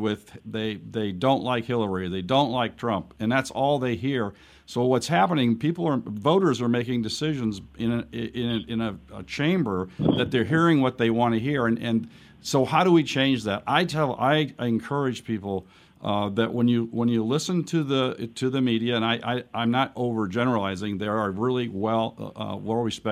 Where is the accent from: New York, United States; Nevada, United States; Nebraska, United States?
Nevada, United States; my experience in Nevada, my home state